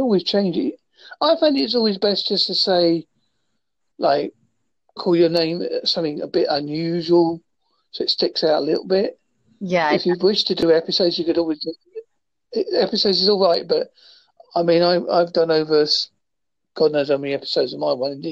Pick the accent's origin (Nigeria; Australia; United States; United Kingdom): United Kingdom; I'm from the United Kingdom.